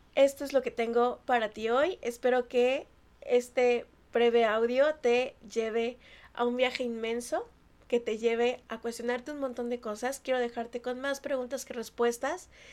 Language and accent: Spanish; Mexico; yo soy mexicana